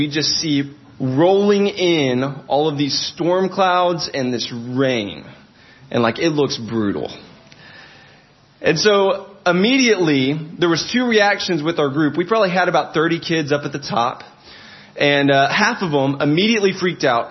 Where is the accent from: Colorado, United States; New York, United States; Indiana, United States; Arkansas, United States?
Arkansas, United States; I'm from a state in America called Arkansas